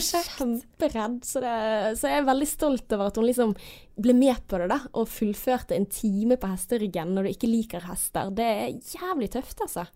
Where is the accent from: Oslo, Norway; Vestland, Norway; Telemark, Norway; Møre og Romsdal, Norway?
Vestland, Norway; Bergen; Jeg er oppvokst på Landås